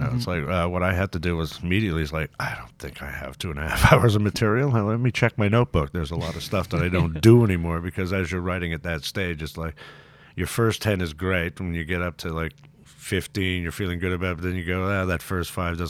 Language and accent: English; Canada; Lovely sentiment, but I'm Canadian.